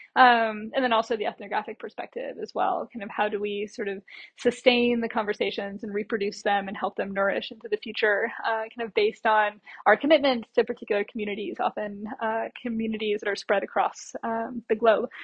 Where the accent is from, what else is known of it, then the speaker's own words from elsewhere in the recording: United States; moved away as an adult; also born or lived in Latin America; now in Australia; as an American or sort of US based uh, kind of academic moving first to Latin America and then to Australia